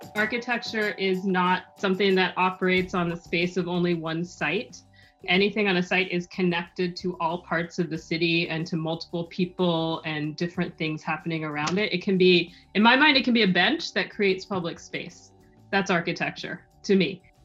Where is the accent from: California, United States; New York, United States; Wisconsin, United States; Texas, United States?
California, United States; Los Angeles; I was born in Los Angeles and raised there